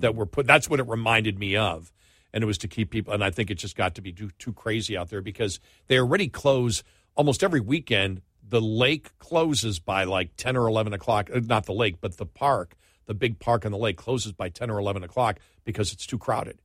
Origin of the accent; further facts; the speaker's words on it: United States; I'm an American